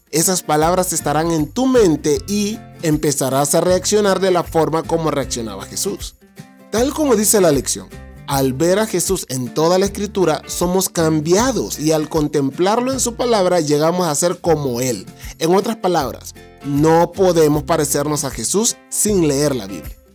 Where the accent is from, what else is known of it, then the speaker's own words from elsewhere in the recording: Honduras; y los hondureños tenemos una forma particular de hablar. Pero si vos me estás escuchando desde Honduras, sabes que mi forma de hablar ya no se parece a la forma de hablar de los hondureños.